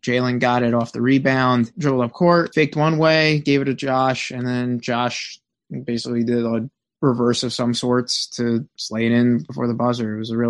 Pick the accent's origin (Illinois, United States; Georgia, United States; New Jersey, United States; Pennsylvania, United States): New Jersey, United States; I'm from New Jersey.